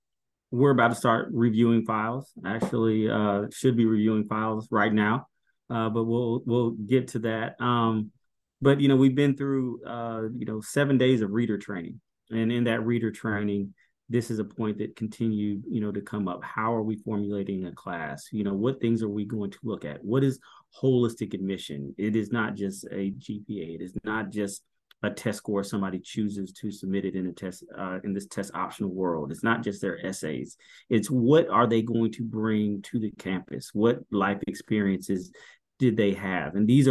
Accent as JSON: {"language": "English", "region": "Iowa", "country": "United States", "said": "I'm from Iowa. Like, you know, I'm Christian."}